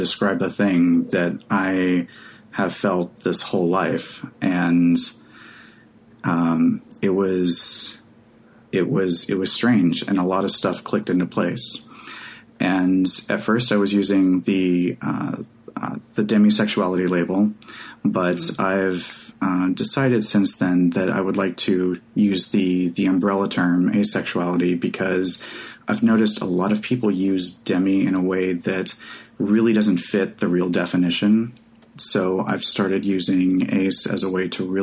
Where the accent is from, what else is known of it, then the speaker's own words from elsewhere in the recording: Oklahoma, United States; Growing up in Oklahoma in the 90s